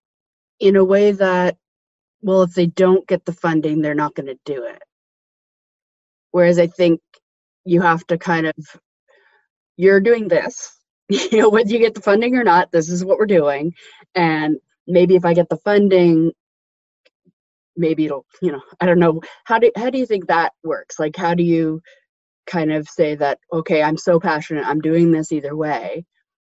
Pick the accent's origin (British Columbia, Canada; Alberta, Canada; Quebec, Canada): British Columbia, Canada; Vancouver; now in Toronto, Canada; I grew up in Vancouver and I came here